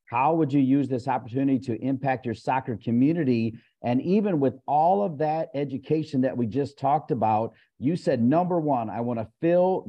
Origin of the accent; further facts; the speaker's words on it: Ohio, United States; I'm from Ohio. I went to Athens, Ohio